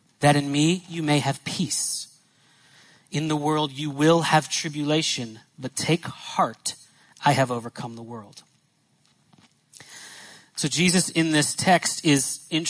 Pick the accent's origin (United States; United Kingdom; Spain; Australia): United States; Northeast; I grew up in the Northeast.